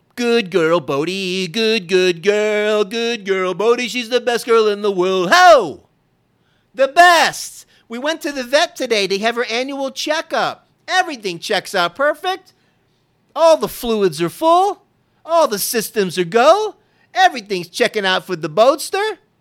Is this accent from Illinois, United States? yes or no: no; Florida, United States; now in Texas, United States; I grew up in Florida